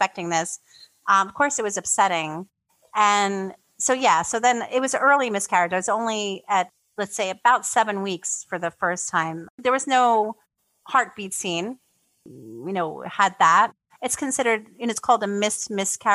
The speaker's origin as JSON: {"language": "English", "town": "New York City", "region": "New York", "country": "United States", "tie": "born or raised there", "moved": "as an adult", "lives_now": "Poland", "said": "I'm originally from New York, from the Bronx. And I grew up in the Bronx"}